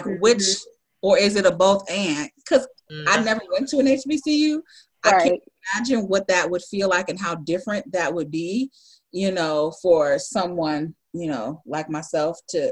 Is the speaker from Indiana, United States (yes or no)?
yes; Indiana, United States; moved away; I'm originally from Indiana